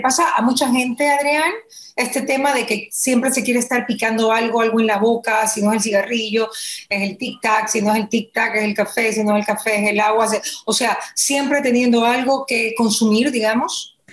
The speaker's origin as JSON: {"language": "Spanish", "country": "Ecuador", "said": "nosotros como ecuatorianos"}